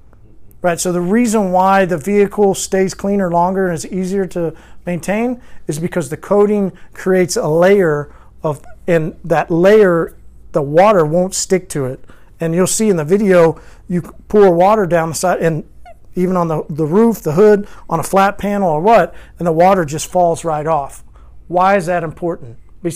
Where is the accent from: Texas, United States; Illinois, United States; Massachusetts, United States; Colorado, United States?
Colorado, United States; Longmont; Hey, I'm from Long Mount, da da da da da da.